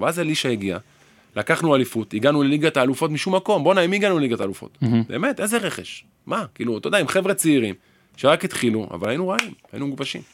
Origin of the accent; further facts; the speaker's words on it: Haifa, Haifa District, Israel; גדלתי פה